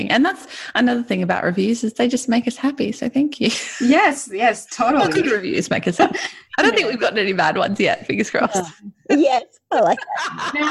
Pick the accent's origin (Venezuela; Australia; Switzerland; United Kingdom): Australia; But it's just we're Australian. We don't use full names.